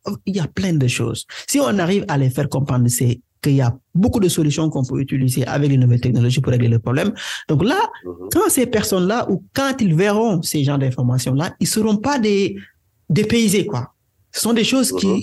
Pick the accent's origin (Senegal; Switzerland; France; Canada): Senegal; first language Wolof; French is a second language; je suis sénégalais, né au Sénégal, grandi au Sénégal